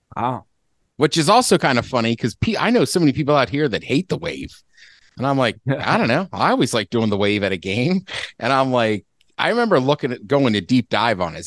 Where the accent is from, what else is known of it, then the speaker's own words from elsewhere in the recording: Maryland, United States; I'm from Maryland